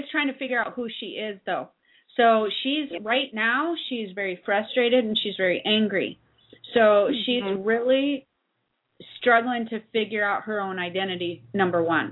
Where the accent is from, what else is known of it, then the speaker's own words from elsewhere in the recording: South Dakota, United States; I'm from South Dakota, so I know the area